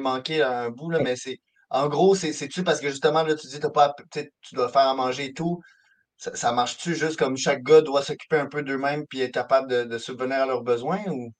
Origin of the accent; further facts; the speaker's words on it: Montreal, Quebec, Canada; je viens de Montréal